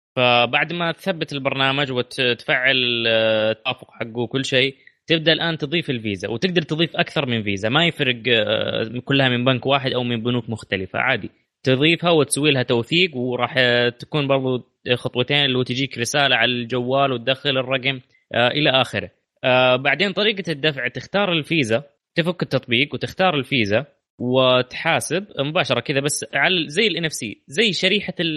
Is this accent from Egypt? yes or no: no; Saudi Arabia; عندنا في السعوديه